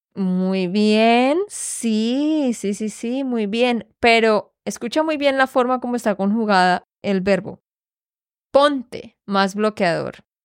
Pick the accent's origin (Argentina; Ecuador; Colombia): Colombia; Santander; de Santander, Colombia